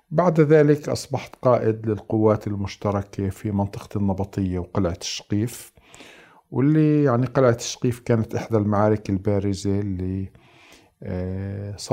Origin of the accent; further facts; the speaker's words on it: Nablus, West Bank, Palestine; تقاسم كل يعني عائلتين ثلاثة منزل وهكذا يعني نشأت في في نابلس بعد النكبة